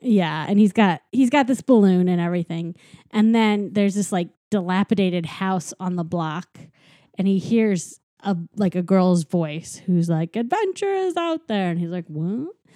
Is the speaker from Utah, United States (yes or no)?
no; St. Louis, Missouri, United States; my hometown